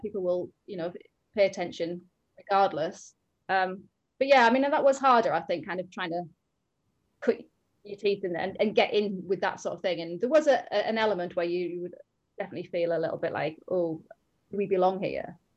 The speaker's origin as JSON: {"language": "English", "area": "the Northeast", "region": "North East England", "country": "United Kingdom", "moved": "as an adult", "lives_now": "Cambridgeshire, United Kingdom", "said": "we're both from the Northeast and we both really identify with a certain area"}